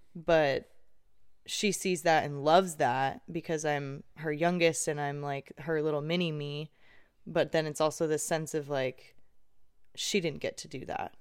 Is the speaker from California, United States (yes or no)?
yes; Irvine, California, United States; I grew up in Irvine and in a gated community most of my life